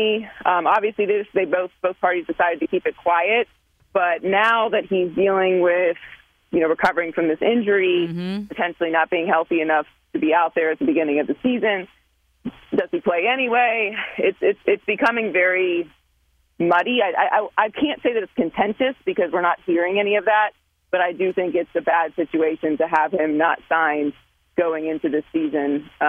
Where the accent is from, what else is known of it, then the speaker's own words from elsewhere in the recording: Pittsburgh, Pennsylvania, United States; Well, I grew up in Pittsburgh, Pennsylvania. I was born and raised there.